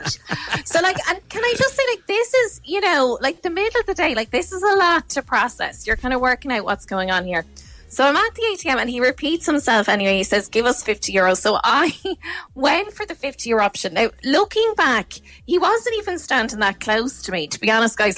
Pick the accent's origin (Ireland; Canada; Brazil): Ireland; I'm Irish